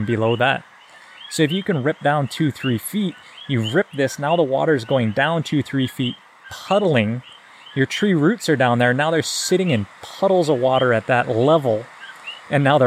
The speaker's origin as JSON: {"language": "English", "region": "Hawaiian Acres", "country": "United States", "tie": "born or raised there", "said": "I grew up in Hawaiian Acres on those rocks where you're talking about"}